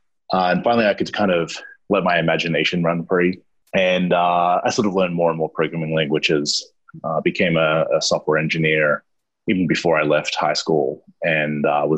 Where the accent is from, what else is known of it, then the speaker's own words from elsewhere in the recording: Australia; Yeah, I surfed a lot as well being Australian